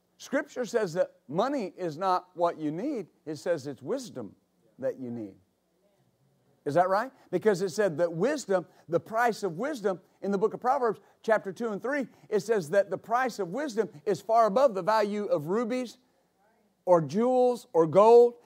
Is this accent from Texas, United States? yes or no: yes; West Texas, United States; When I was a boy growing up in West Texas